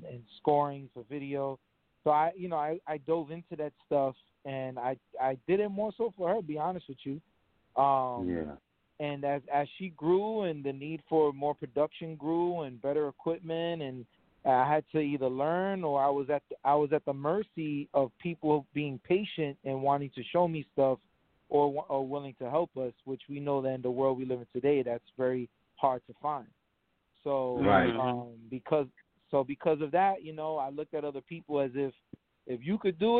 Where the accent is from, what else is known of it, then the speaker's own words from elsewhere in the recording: New York City, New York, United States; I'm from the South Bronx